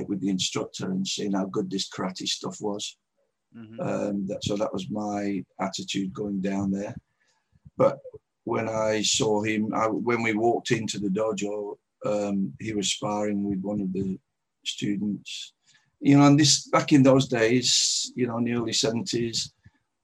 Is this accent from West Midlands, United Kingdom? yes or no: no; Manchester, North West England, United Kingdom; moved away as an adult; also born or lived in Dublin, Ireland; now in Western Australia, Australia; When I was about 3 years old, my family migrated to England. We settled in Manchester, so I grew up in Manchester and lived there till I was about